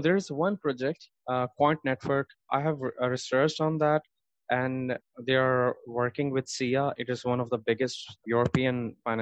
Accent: Karachi, Sindh, Pakistan; I was born in Karachi. It's one of the biggest cities of Pakistan, in fact, one of the biggest cities in the world. And I did my 10th grade from there

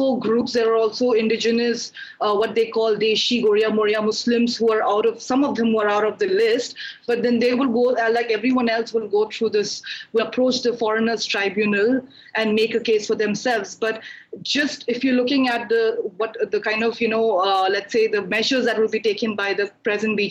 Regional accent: Manipur, India; moved away as an adult; now in Guwahati, India; I'm a tribal from Manipur

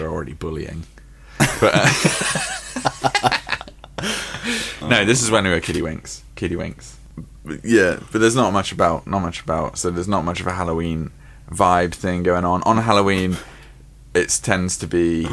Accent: United Kingdom; we're very British

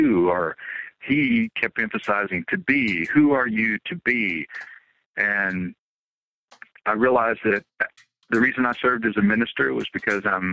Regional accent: Appalachian Mountains, south of Nashville, Tennessee, United States; also born or lived in Tampa Bay, Florida / Franklin, Tennessee; I grew up actually in the Appalachian Mountains, south of Nashville

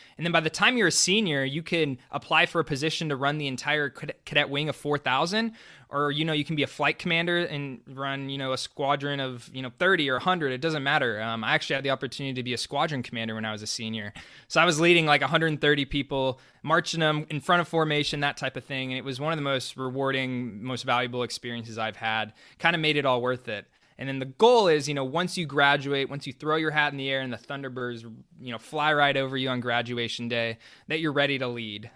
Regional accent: Dallas, Texas, United States; moved away; I grew up in Dallas, Texas

